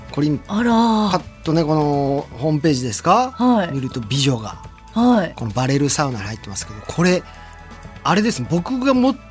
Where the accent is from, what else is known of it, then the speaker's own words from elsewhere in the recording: Kofu, Yamanashi, Japan; 私あの高校が山梨甲府だったんで、うん、もうすごい馴染みはあるし